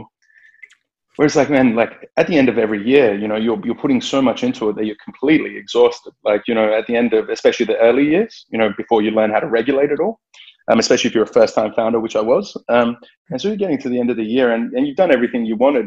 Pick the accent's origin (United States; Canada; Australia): Australia; growing up in Australia